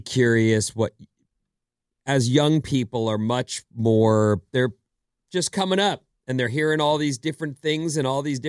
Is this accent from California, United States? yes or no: yes; California, United States; We're from California.